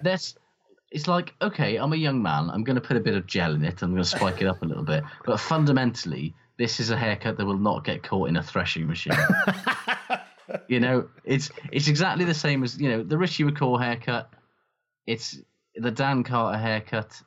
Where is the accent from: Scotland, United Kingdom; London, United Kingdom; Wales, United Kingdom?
Wales, United Kingdom; Welsh; as a Welsh person